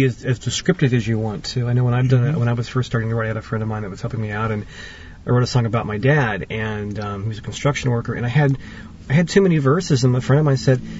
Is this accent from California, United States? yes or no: yes; Watsonville, California, United States; I was born and raised here in Watsonville